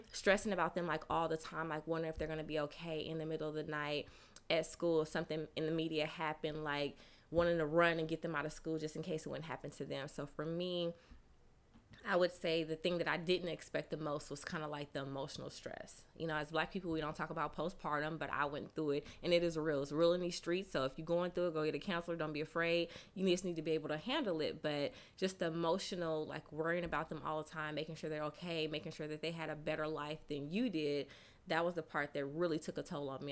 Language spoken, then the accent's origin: English; Sacramento, California, United States; moved away as an adult; now in Atlanta, United States; I'm from Sacramento, California. Um, I attended Clark Atlanta University. Um, I've been in Atlanta for about 17 years.